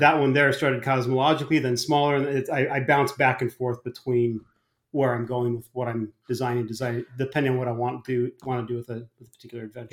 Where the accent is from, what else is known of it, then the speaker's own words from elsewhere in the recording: Arizona, United States; moved away; also born or lived in New Jersey; I grew up in Arizona